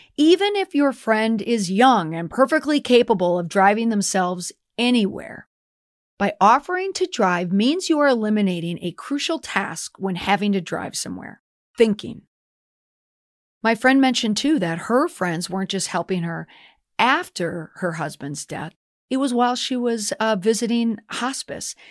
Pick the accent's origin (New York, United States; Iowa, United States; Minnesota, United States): Minnesota, United States; as a Minnesotan